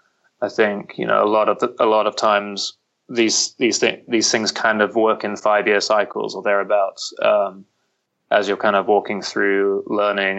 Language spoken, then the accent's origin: English; London, United Kingdom; moved away as an adult; now in Nashville, United States; I'm originally from the UK. I'm from London.